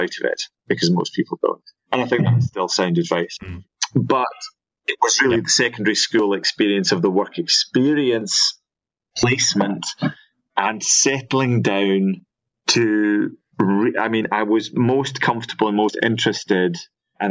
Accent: Scotland, United Kingdom; moved away as an adult; also born or lived in Liverpool; growing up in Scotland

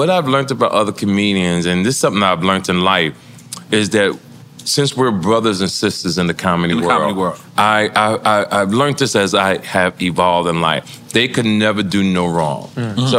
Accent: Jersey City, New Jersey, United States; also born or lived in New York; See, I think growing up in Jersey City, being up in Harlem, being in New York.

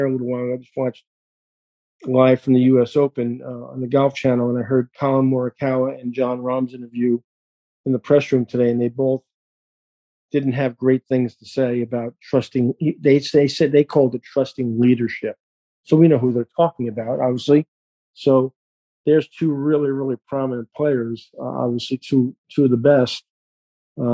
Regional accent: New York, United States; moved away; I'm a New Yorker

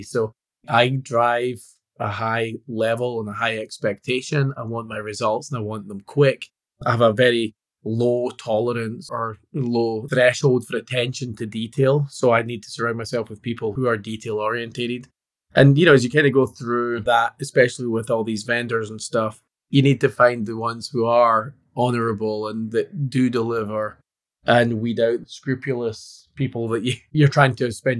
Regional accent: Scotland, United Kingdom; Yeah, being Scottish, I could subscribe to the beer test.

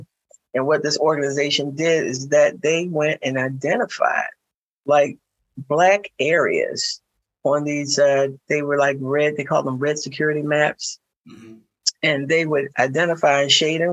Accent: Philadelphia, Pennsylvania, United States; I grew up in North Philadelphia

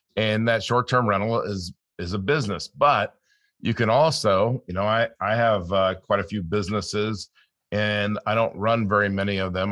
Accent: California, United States; I grew up in California

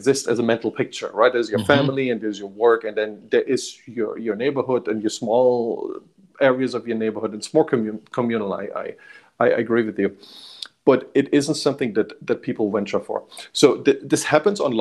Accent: Germany; now in Bay Area, United States; I grew up in Germany

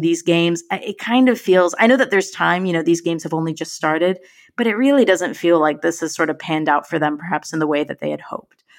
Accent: United States; moved away; My home country has, has made it, has returned to the World Cup once again

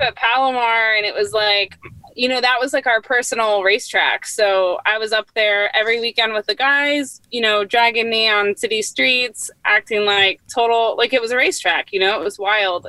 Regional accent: Northern California, United States; also born or lived in San Diego; I grew up uh, in Northern California

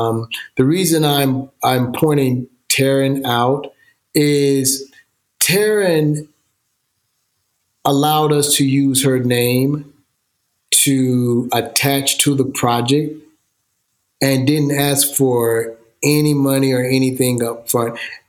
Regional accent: Georgia, United States; now in Los Angeles, United States; I'm born and raised in Georgia. I love Georgia. Absolutely love Georgia.

